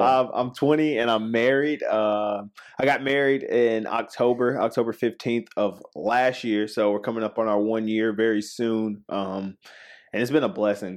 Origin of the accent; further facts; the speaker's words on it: Spartanburg, South Carolina, United States; also born or lived in Woodruff, South Carolina; I'm from Spartanburg, uh, South Carolina.